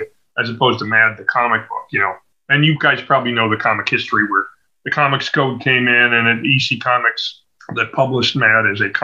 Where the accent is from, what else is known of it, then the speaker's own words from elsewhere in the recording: Evanston, Illinois, United States; also born or lived in Chicago; I'm really a Chicago native, though I grew up in Evanston, which is a suburb just to the north. But I've spent my whole life here